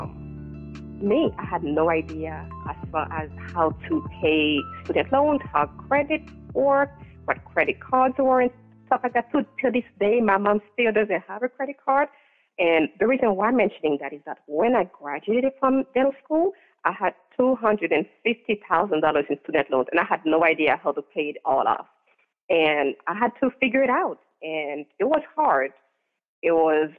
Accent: Haiti; now in New Hampshire, United States; I grew up in Haiti

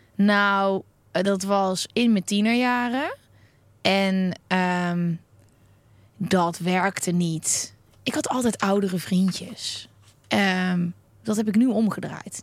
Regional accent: North Brabant, Netherlands; accent: Brabants; moved away; also born or lived in The Hague; iedereen die niet in Brabant woont, hoort dat ik uit Brabant kom. Maar toen ik daar woonde, ehm, vond niemand al dat ik een accent had.

